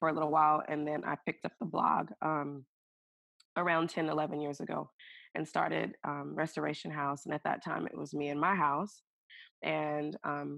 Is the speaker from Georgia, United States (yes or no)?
no; Alabama, United States; moved away as an adult; also born or lived in Seattle, Washington / Hawaii; now in Seattle area, United States; I'm originally from Alabama, but have lived in Seattle, in the Seattle area.